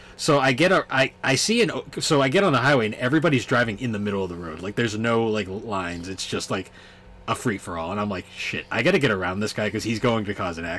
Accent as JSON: {"language": "English", "region": "New England", "country": "United States", "said": "So we're from New England"}